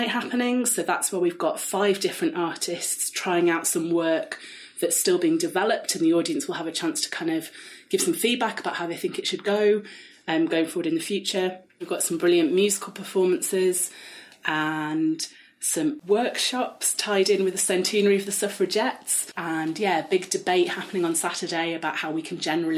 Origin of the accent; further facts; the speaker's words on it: Nottingham, East Midlands, United Kingdom; as a collective of 12 people, we're all from Nottingham